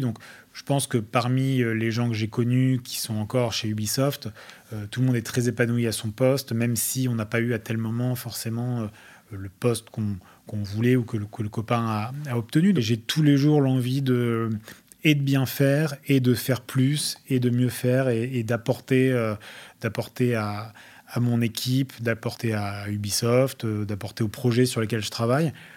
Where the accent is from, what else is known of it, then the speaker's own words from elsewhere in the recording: France; accent: French; also born or lived in Australia / Wellington, New Zealand; avoir un accent français n'a jamais été, a jamais été une peine ou quoi que ce soit là-bas